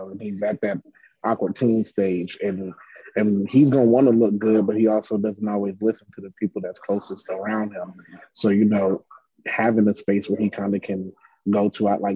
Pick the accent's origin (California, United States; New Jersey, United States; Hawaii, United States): New Jersey, United States; Passaic; moved away; I'm from Passaic